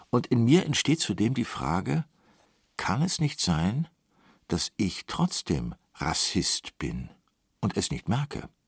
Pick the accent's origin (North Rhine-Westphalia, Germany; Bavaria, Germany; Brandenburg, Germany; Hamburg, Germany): North Rhine-Westphalia, Germany; Cologne; In meiner Heimatstadt Köln gehörten und gehören schwarze Menschen, Ostasiaten oder Menschen aus Klein- und Vorderasien zum Straßenbild.